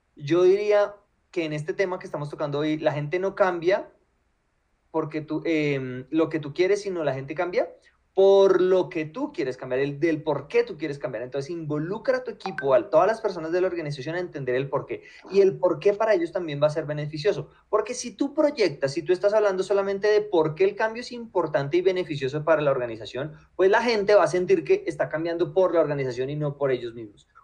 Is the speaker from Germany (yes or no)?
no; Colombia; a los colombianos